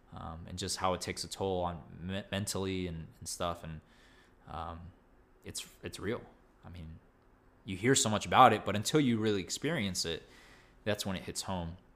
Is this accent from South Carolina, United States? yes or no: no; Texas, United States; as a Texan